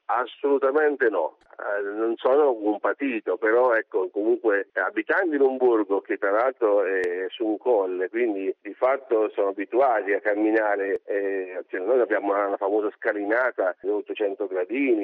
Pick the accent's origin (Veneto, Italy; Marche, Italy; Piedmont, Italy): Marche, Italy; Corinaldo; impegno nei confronti del mio paese nell'ambito dell'associazione